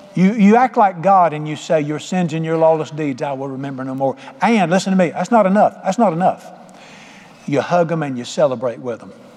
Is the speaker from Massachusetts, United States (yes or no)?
no; Charlotte, North Carolina, United States; moved away as an adult; I grew up in Charlotte